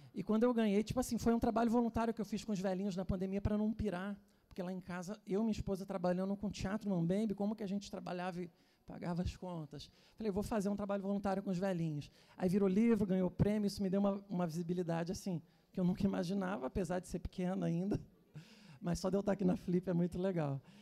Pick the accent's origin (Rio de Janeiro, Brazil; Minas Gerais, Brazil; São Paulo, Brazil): Rio de Janeiro, Brazil; Teresópolis; Eu sou de Teresópolis, que é uma cidade do interior do Rio, né?